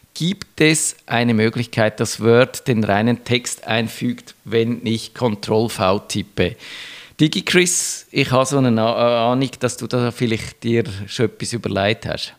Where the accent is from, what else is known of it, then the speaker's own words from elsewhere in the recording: Switzerland; bei uns in der Schweiz